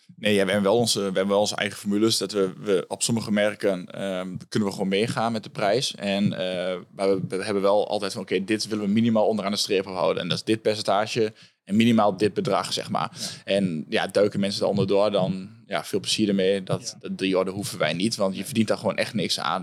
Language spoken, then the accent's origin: Dutch; Hengelo, Overijssel, Netherlands; now in Enschede, Netherlands; ik kom uit Hengelo. Ik woon nu in Enschede.